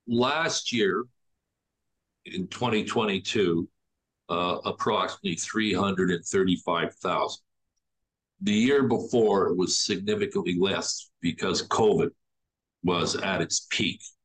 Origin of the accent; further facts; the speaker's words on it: Toronto, Ontario, Canada; as a Torontonian, as an Ontarian, as a Canadian